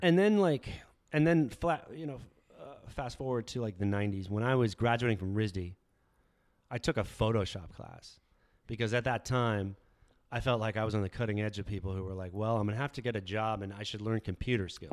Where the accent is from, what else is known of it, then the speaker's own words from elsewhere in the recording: Tucson, Arizona, United States; I grew up in Tucson